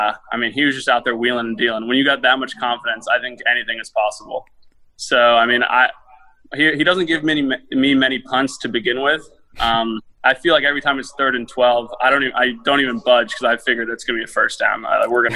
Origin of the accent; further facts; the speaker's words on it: Jacksonville, Florida, United States; I'm born and raised in Jacksonville, Florida.